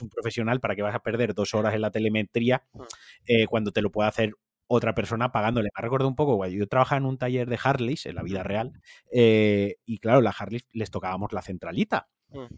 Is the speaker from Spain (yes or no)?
yes; Valencia, Valencian Community, Spain; soy un valenciano muy turras con Valencia